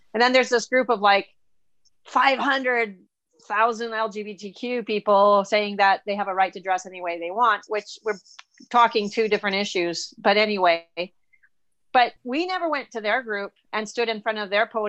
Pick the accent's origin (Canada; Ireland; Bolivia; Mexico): Bolivia; When I was a child and I grew up in South America in Bolivia, they just had a change of government in Bolivia. But anyway, I grew up there